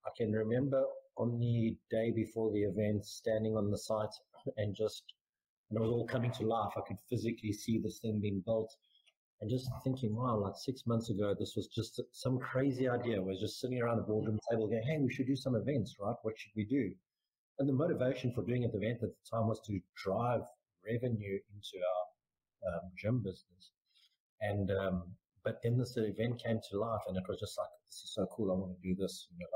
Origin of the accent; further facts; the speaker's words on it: South Africa; moved away as an adult; also born or lived in Muscat, Oman; As a South African